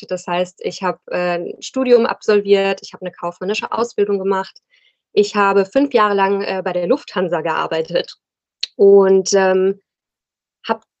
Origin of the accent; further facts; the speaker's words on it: Rhine-Main area, Germany; now in Cologne, Germany; ich wohne in Köln, bin ursprünglich aus dem Rhein-Main-Gebiet, aber fühle mich hier sehr wohl.